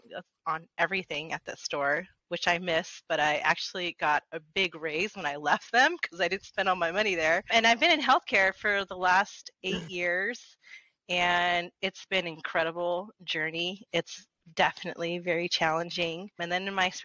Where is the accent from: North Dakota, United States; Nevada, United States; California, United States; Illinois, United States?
Nevada, United States; Las Vegas; I grew up here in Vegas